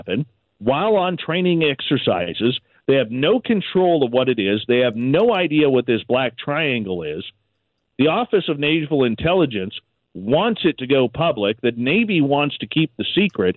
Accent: Canada; us being Canadian

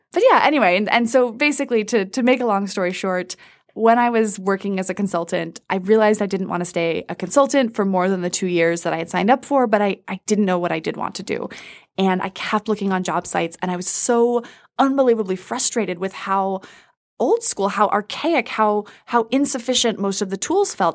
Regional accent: Washington, District of Columbia, United States; I grew up in Washington, D C

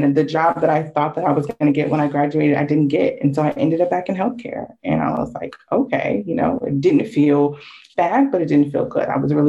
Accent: Connecticut, United States; I grew up in Connecticut, was born in Connecticut, and so that's where I lived for a while.

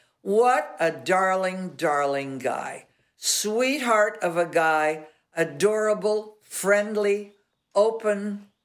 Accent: Los Angeles, California, United States; I was raised in Catholic schools all of my life. And the only reason I got out of Catholic school is because I lived up in Laurel Canyon, and there was a bus, a school bus that Hollywood High had

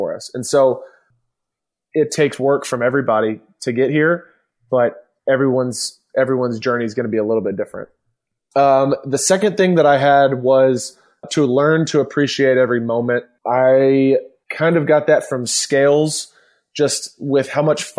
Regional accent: Atlanta, Georgia, United States; You and I grew up in Atlanta

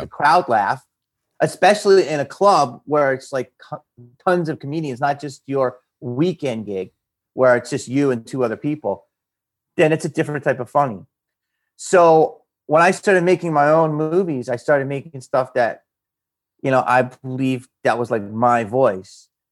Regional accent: Upper Darby, Pennsylvania, United States; where I grew up in Philly, a guy in my neighborhood

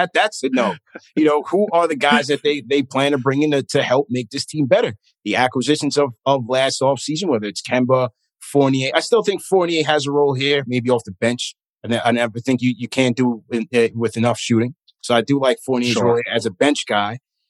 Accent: New York, United States; So sports radio as a New Yorker and a New York sports fan, that's what I came up on. That's what I grew up on.

